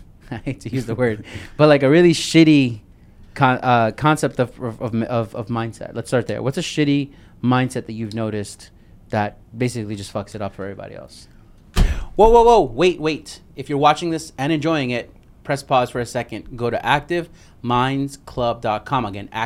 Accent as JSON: {"language": "English", "region": "New York", "country": "United States", "said": "Yo, bro, I'm from New York. One of my first cars was a Maxima."}